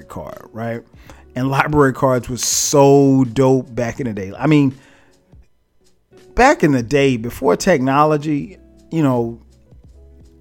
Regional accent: Florence, South Carolina, United States; moved away as an adult; now in Atlanta, United States; back where I'm from Florence, South Carolina

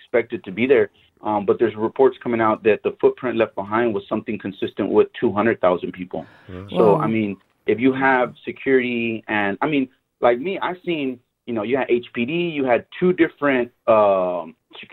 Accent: Houston, Texas, United States; I'm from Houston, Texas. I live here.

